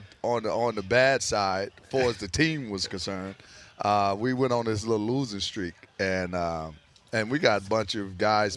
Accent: Florida, United States; I'm playing for my hometown in Florida, actually.

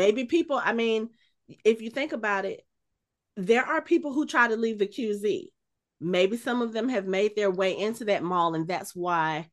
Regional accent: Atlanta, Georgia, United States; I grew up in Southwest Atlanta, right near Greenbrier Mall

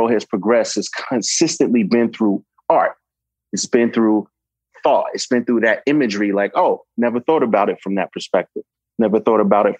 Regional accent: New York City, New York, United States; I'm from New York, Brooklyn born and raised.

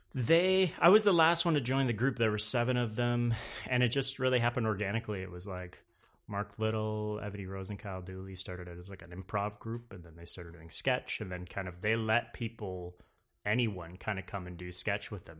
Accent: Napanee, Ontario, Canada; moved away as an adult; now in New York, United States; I'm from Canada, around, uh, between Toronto and Montreal, a place called

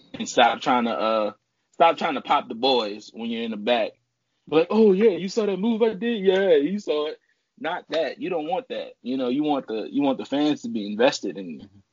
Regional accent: New Orleans, Louisiana, United States; moved away as an adult; now in Texas, United States; I'm from New Orleans, Louisiana. I started in New Orleans.

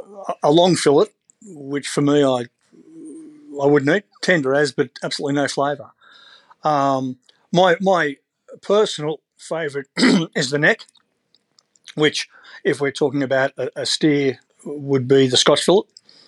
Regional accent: Sydney, New South Wales, Australia; I mean, I grew up Northern Beaches in Sydney, and moving down there, it's a more simplistic lifestyle.

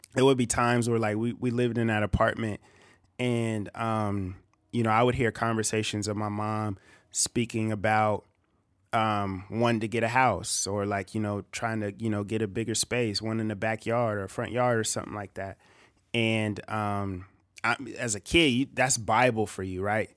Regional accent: Bakersfield, California, United States; also born or lived in Visalia, California; I'm from Visalia, But I moved to Bakersfield when I was probably, like, um, in kindergarten

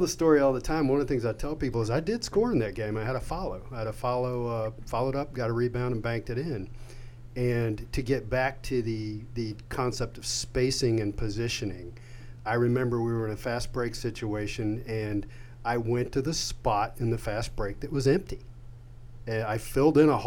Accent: Charlottesville, Virginia, United States; I grew up in Charlottesville, and after graduating from Tech, I lived in Charlottesville for 7 years.

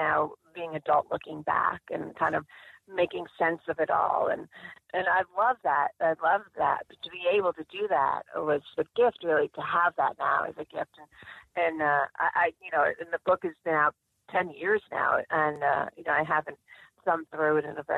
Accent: Suffern, New York, United States; moved away; I started out growing up in Suffren

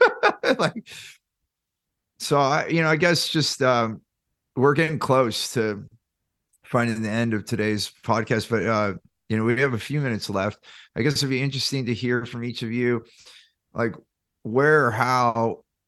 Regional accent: Silicon Valley, California, United States; I grew up in Silicon Valley

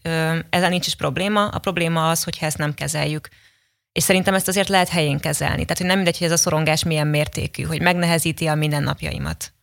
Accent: Kaposvár, Somogy, Hungary; moved away as an adult; now in Budapest, Hungary; Kaposvári vagyok

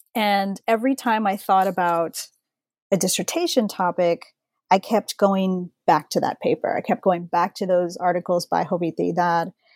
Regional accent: San Antonio, Texas, United States; I'm from San Antonio, Texas

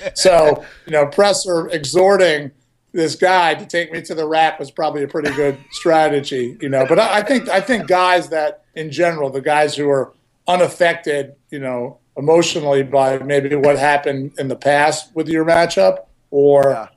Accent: Levittown, United States; when I was growing up in Levittown.

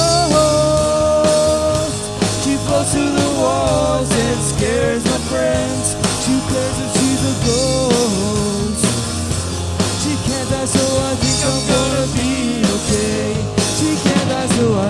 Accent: Maryland, United States; moved away as an adult; also born or lived in Idaho; now in Phoenix, United States; I'm from Maryland originally, and then I moved out to Idaho where I was going to college

